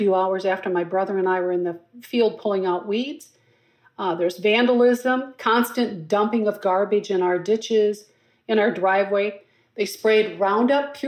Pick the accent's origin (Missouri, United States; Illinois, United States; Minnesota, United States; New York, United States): Minnesota, United States; Blooming Prairie; also born or lived in Twin Cities Metro, Minnesota; now in Minneapolis, United States; My hometown of Blooming Prairie